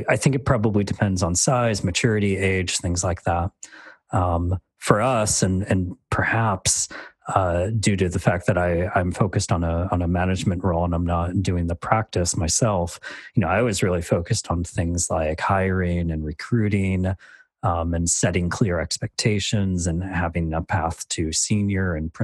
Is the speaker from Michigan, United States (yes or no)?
yes; Michigan, United States; accent: really boring accent; moved away as an adult; now in Dublin, Ireland; I'm from the States, which is why I have this really boring accent